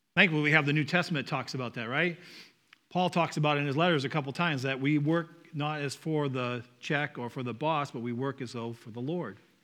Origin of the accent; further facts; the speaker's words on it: Northeast, United States; accent: Northeast; my Northeast accent